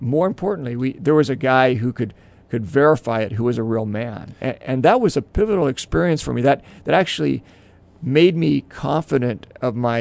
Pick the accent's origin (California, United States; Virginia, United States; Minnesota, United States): California, United States; Southern; born or raised there